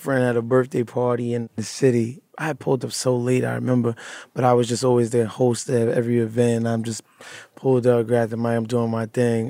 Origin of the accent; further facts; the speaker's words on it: Brooklyn, New York, United States; Brooklyn is just like any other tough place in the city and that urban environment. I grew up mother and father, but went to high school in like one of the worst high schools in Brooklyn, Cobble Hill at the tim